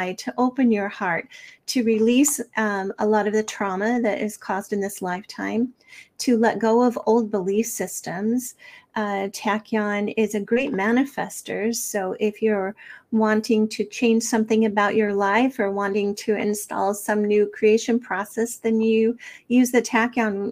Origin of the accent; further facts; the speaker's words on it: Snowflake, Arizona, United States; I grew up in Snowflake, Arizona